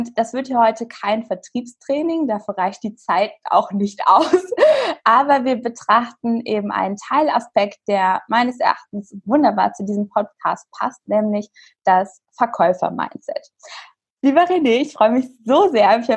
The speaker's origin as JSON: {"language": "German", "town": "Hanover", "region": "Lower Saxony", "country": "Germany", "said": "ich komme aus Hannover."}